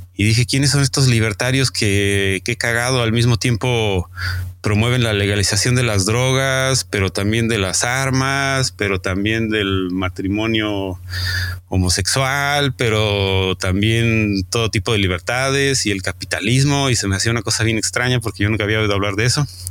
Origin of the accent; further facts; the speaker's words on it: Mexico City, Mexico; de la Ciudad de México.